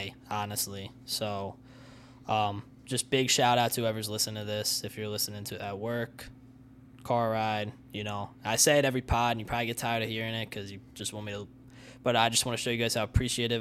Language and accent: English; Downingtown, Pennsylvania, United States; Downingtown, Pennsylvania. It's where I grew up.